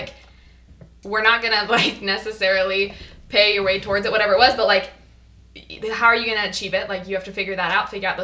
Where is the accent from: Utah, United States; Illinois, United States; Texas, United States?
Utah, United States; Ogden; I'm from Ogden, Utah